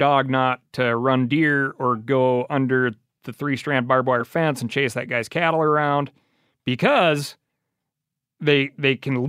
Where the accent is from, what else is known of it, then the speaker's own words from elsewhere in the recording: Missoula, Montana, United States; growing up in Missoula, Montana, which for those of you unfamiliar with Montana would be seen as the liberal part of the state.